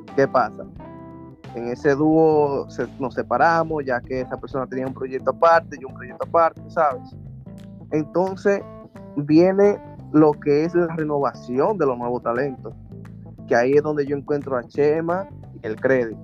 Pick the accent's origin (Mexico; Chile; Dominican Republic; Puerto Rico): Dominican Republic; Villa Montellano, Puerto Plata; moved away as an adult; now in New York, United States; vengo del municipio Villa Montellano, provincia de Puerto Plata, nacido, nacido y criado en Puerto Plata